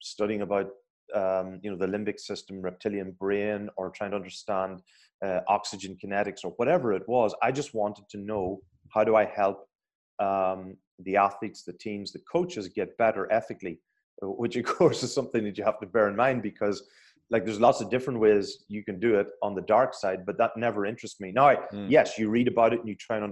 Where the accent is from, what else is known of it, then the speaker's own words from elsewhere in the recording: Ireland; being Irish